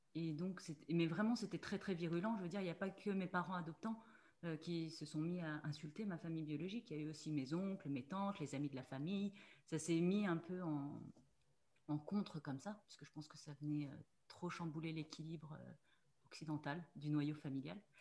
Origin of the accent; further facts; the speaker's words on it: Mulhouse, Grand Est, France; je suis née en Alsace, je suis née à Mulhouse